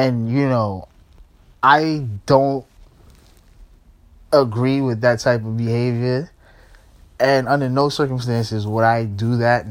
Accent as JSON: {"language": "English", "region": "New York", "country": "United States", "tie": "born or raised there", "said": "I'm from New York, so, you know what I'm saying, like, I still live in New York, you know what I'm saying, so, this is high school in New York"}